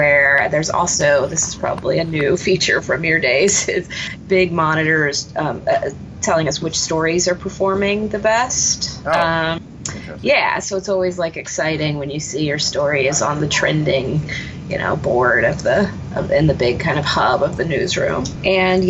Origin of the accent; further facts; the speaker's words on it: San Antonio, Texas, United States; moved away; I'm from San Antonio, and I started working at the San Antonio